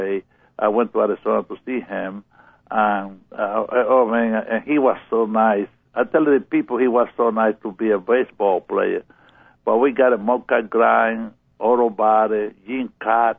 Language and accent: English; Pinar del Río, Cuba; English is a second language; moved away as an adult; now in United States; I grew up in Cuba and in the country, in Pinar del Rio